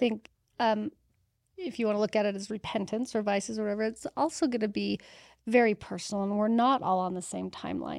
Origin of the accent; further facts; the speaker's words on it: Utah, United States; I was born and raised in Utah